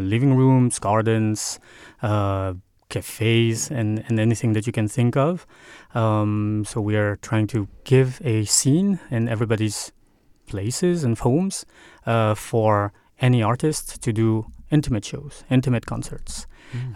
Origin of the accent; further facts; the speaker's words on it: Paris, Île-de-France, France; moved away as an adult; now in Denmark; I grew up in Paris